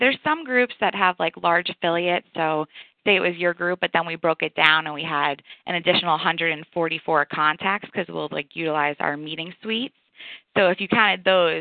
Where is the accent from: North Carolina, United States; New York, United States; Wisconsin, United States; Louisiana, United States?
New York, United States; moved away as an adult; also born or lived in Amherst, Massachusetts; now in Atlanta, United States; I am from New York